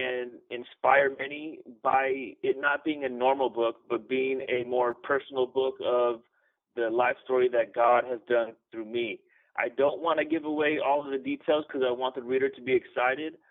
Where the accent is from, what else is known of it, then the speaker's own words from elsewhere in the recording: San Bernardino, California, United States; I'm from San Bernardino, California. I was born in California.